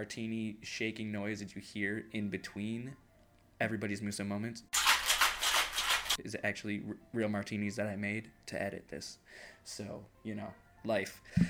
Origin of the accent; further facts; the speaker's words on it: New York, United States; I'm from New York